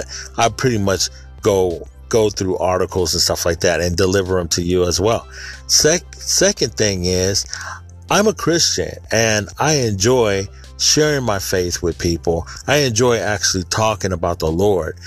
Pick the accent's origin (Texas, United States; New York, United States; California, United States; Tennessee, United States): California, United States; Sacramento; born or raised there